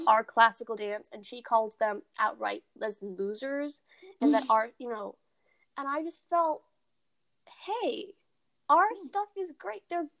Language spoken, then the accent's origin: English; India; I see, as an Indian, again, I see the truth in what you're saying.